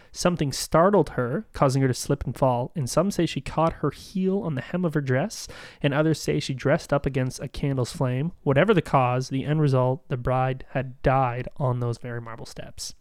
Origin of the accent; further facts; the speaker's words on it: Canada; we're Canadian